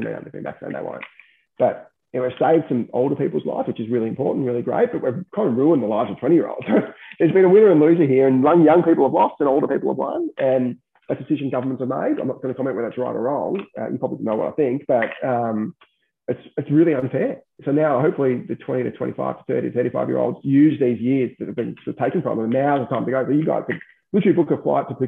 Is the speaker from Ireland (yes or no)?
no; Australia; as an Australian, you could leave to Thailand tomorrow.